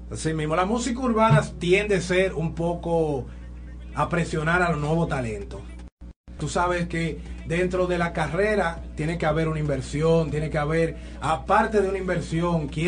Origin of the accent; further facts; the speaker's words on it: Santo Domingo Este, Distrito Nacional, Dominican Republic; yo vengo desde Los Minas.